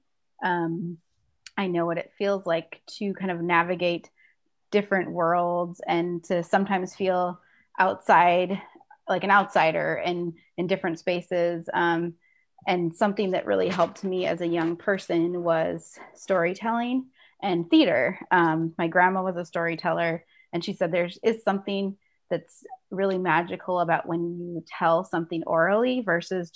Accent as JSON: {"language": "English", "town": "Minneapolis", "region": "Minnesota", "country": "United States", "tie": "born or raised there", "said": "I grew up in the Twin Cities"}